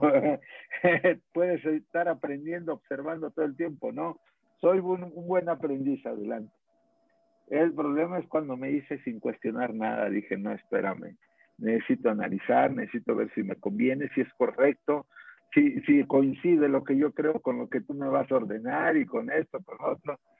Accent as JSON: {"language": "Spanish", "town": "Guadalajara", "region": "Jalisco", "country": "Mexico", "said": "Yo soy de Guadalajara, soy carpintero"}